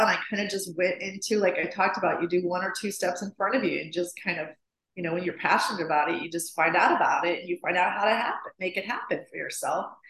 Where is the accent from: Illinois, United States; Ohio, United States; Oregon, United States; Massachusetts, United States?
Illinois, United States; Chicago; moved away as an adult; also born or lived in Nashville, Tennessee / Los Angeles; I grew up in Chicago, and um, my dad's an art was art teacher